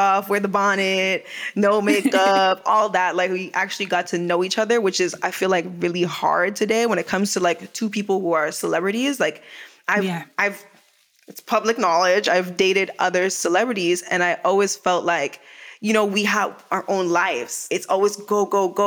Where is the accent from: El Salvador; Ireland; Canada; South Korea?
Canada; moved away as an adult; also born or lived in Jamaica (heritage); now in Los Angeles, United States; I am a black woman. I am Canadian. Mm. I am Jamaican.